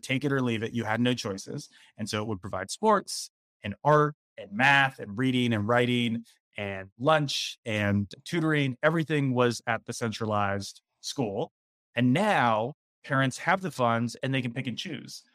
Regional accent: Philadelphia, Pennsylvania, United States; moved away as an adult; also born or lived in Washington, D.C. / California; in my hometown of Philadelphia

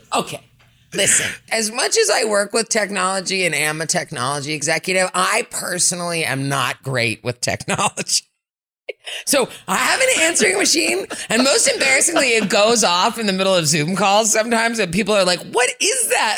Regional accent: Berkeley, California, United States; also born or lived in West Africa; I grew up here in Berkeley, so I came home to my hometown

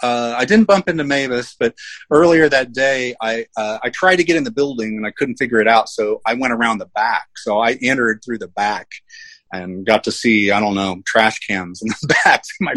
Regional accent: Tulsa, Oklahoma, United States; moved away as an adult; I grew up in Tulsa, and I have spent most of the last 20 years out of Oklahoma, but I came back a couple years ago

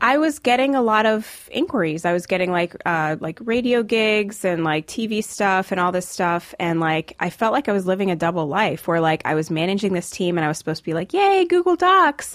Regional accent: Rockville, Maryland, United States; also born or lived in Jamaica / New York City / Silicon Valley; I grew up, uh, just like forty-five minutes outside D C

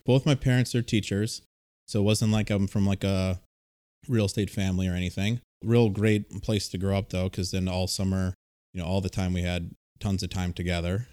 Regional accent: Milwaukee, Wisconsin, United States; I'm from the Milwaukee area

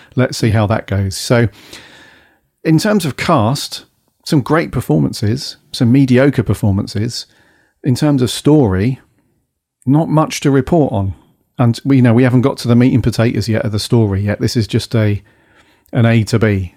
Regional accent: Wales, United Kingdom; my bit of Welsh pride

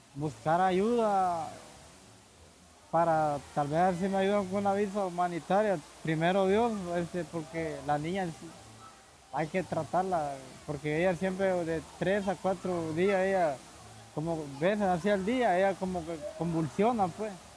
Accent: Honduras; moved away as an adult; yo salí de Honduras hace dos meses. La decisión mía, más que todo, salir de mi país es por la, por la salud de mi niña

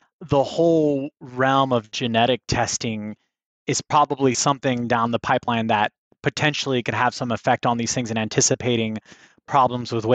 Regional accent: Miami, Florida, United States; moved away as an adult; now in Alabama, United States; I'm from Miami

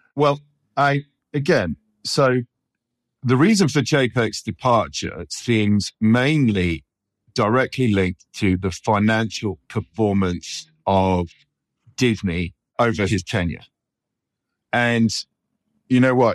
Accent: United Kingdom; moved away as an adult; as a Brit

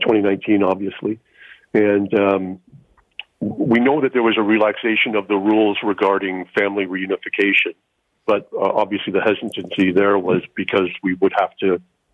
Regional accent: Canada; moved away as an adult; now in Huntsville, United States; So my wife and I are Canadians that moved to Huntsville, Alabama in 2017 to start a business. We're still Canadian citizens.

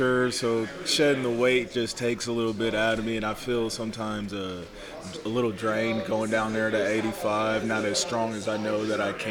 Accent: Huber Heights, Ohio, United States; I'm originally from Dayton, Huber Heights, Ohio

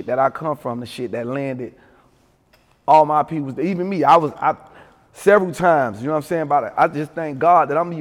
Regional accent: Miami, Florida, United States; growing up in Overtown, man, I grew up in the 4 Cent

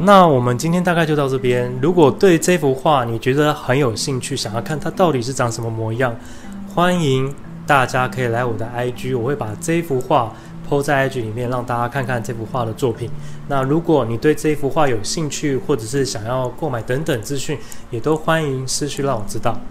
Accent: Taiwan; 我们台湾人

